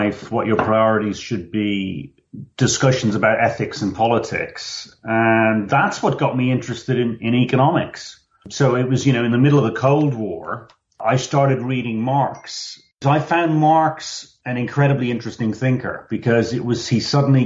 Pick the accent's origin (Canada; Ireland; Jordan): Ireland; Dublin, Leinster; moved away as an adult; also born or lived in Oxford; I grew up in Dublin 70s and 80s with academics coming through the house all the time